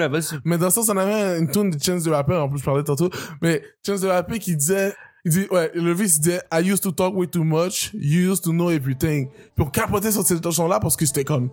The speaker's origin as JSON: {"language": "French", "town": "Montreal", "region": "Quebec", "country": "Canada", "tie": "born or raised there", "also_born_or_lived": "United States / Haiti / Terrebonne", "said": "J'ai grandi au Québec"}